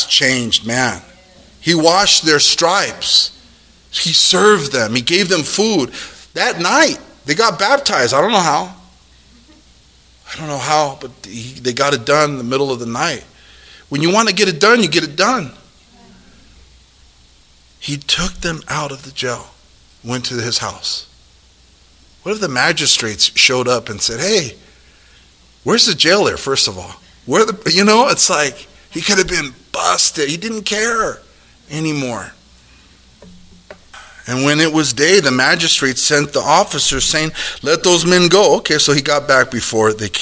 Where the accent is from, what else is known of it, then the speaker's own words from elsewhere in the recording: United States; We're Americans